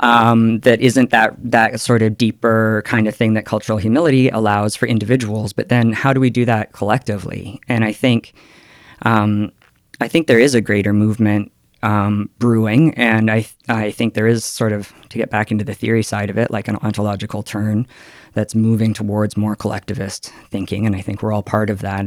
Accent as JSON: {"language": "English", "town": "Calgary", "region": "Alberta", "country": "Canada", "said": "I come from Calgary"}